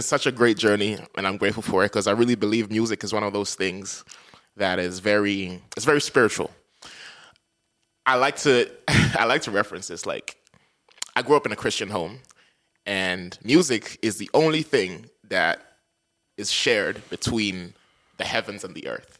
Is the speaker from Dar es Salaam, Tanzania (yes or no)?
yes; Dar es Salaam, Tanzania; moved away as an adult; now in St. John's, Canada; I come from a big city. I think there's like 8-9 million people in Dar es Salaam. It's my hometown